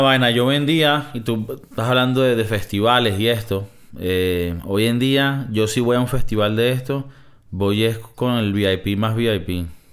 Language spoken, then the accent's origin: Spanish; Venezuela; moved away; soy de Venezuela